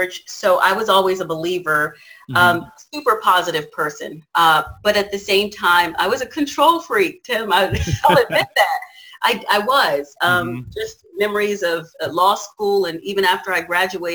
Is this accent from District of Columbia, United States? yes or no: yes; Washington, District of Columbia, United States; moved away as an adult; now in California, United States; I moved to California from Washington, D.C. area where I was raised